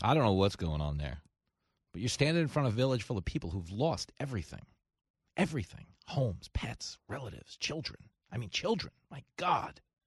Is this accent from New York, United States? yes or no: yes; New York, United States; I grew up in New York.